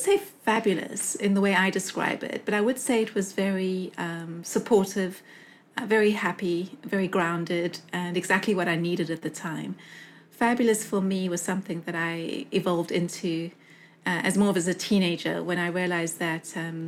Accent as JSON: {"language": "English", "town": "Johannesburg", "region": "Gauteng", "country": "South Africa", "tie": "born or raised there", "also_born_or_lived": "United Kingdom", "moved": "as an adult", "lives_now": "Los Angeles, United States", "said": "from Los Angeles, where I am right now, this is my best Valley Girl impression. But I was born in Johannesburg in South Africa in the 70s, under the apartheid era. And my mom's parents were German Jews that escaped to South Africa before the war and reinvented themselves as French Christians. And my dad's heritage is Scottish."}